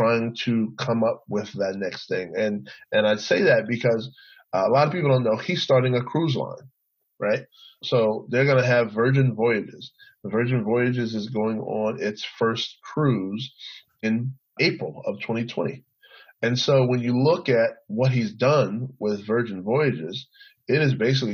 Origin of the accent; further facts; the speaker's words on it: San Antonio, Texas, United States; I grew up in San Antonio